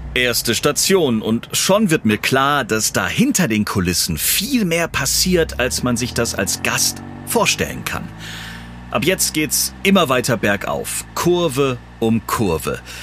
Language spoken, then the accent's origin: German; Southern Germany, Germany; Ich komme aus dem Süden Deutschlands